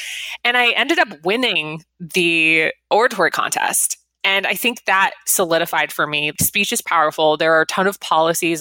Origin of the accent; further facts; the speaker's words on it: Las Vegas, Nevada, United States; I grew up in Las Vegas, which is, you know, in Nevada